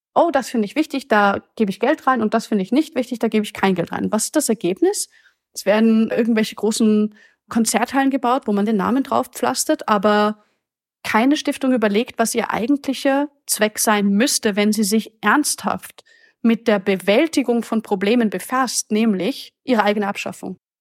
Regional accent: Austria; Ich komme aus Österreich

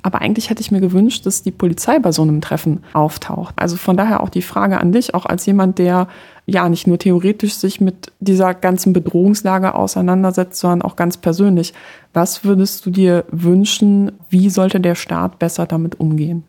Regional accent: Poland; moved away; als gebürtige Polin

